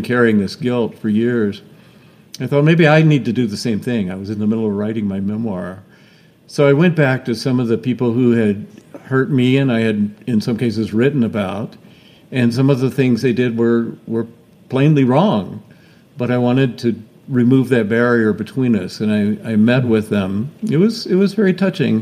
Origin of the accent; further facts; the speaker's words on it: Georgia, United States; moved away; I grew up in Georgia, not too far away from you